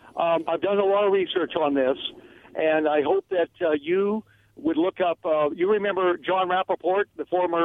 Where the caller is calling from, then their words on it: Oregon, United States; … in Oregon.